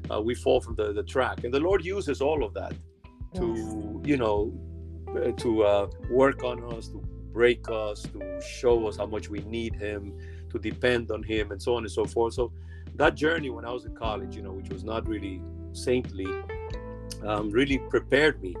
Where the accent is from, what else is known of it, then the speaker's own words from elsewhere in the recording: New York City, New York, United States; also born or lived in Dominican Republic / Cambridge, Massachusetts / Boston (South End); now in Boston, United States; came to the States when I was 10 years old, many, many decades ago. And, you know, I grew up there in Brooklyn